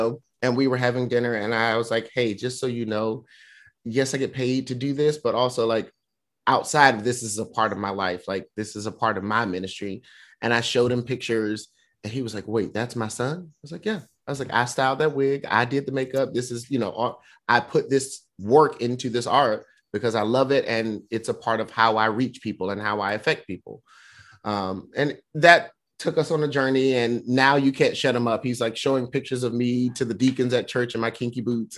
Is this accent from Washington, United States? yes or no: no; North Carolina, United States; moved away as an adult; also born or lived in Tokyo, Japan; now in New York, United States; I grew up in North Carolina